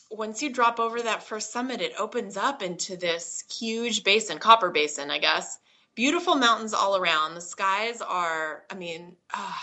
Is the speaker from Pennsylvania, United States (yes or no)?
no; Idaho, United States; also born or lived in Boise, Idaho; I'm growing up in Idaho.